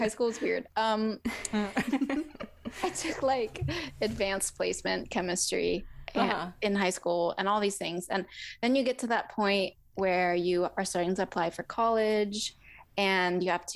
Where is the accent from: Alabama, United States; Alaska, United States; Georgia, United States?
Alaska, United States; I grew up in Alaska